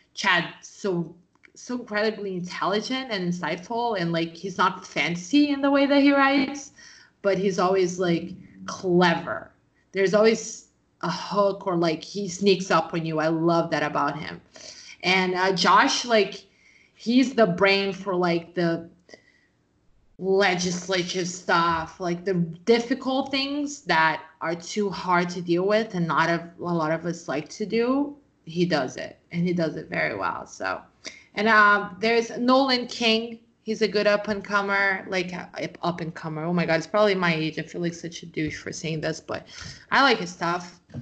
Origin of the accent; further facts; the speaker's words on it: Brazil; I'm from Brazil